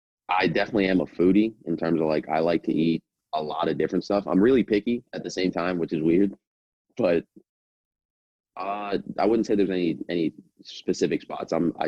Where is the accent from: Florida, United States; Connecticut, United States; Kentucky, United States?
Florida, United States; South; also born or lived in New York; I think just kind of growing up in South Florida, you get pizza